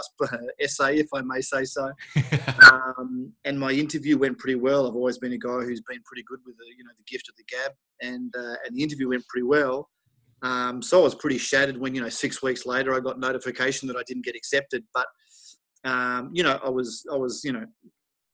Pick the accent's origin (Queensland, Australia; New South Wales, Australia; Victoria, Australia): Victoria, Australia; Melbourne; moved away as an adult; also born or lived in United States; now in Germany; growing up in Melbourne in Australia